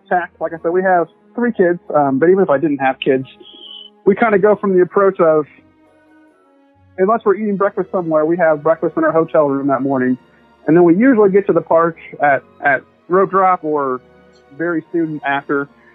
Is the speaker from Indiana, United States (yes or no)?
no; Springfield, Missouri, United States; I grew up in Springfield, Missouri.